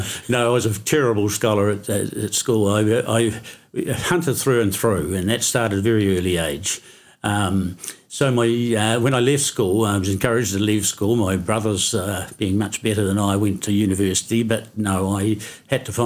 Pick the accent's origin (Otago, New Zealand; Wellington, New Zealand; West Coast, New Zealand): Otago, New Zealand; Oamaru; I was born in Omaru Hospital, and My parents lived just up the road here on the Wandsbeck Street